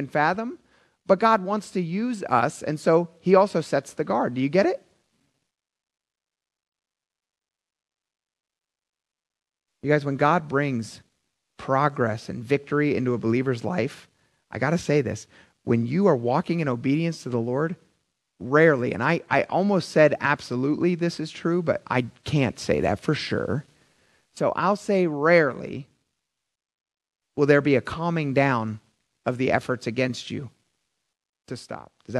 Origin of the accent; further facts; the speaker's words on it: Philadelphia, Pennsylvania, United States; I'm from Philadelphia